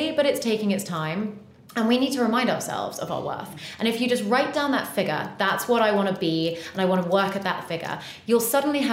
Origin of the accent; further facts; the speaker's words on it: United Kingdom; also born or lived in United States / Bahamas; I was educated here and went to school here and everything